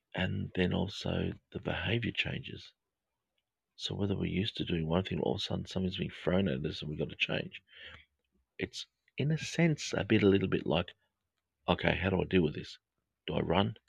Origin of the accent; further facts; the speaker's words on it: Australia; accent: Australian English; my Australian English accent